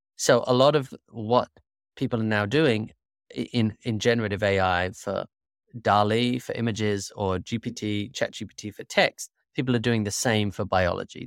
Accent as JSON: {"language": "English", "country": "United Kingdom", "tie": "born or raised there", "also_born_or_lived": "Singapore / Malaysia", "moved": "as an adult", "lives_now": "United States", "said": "I grew up in the United Kingdom"}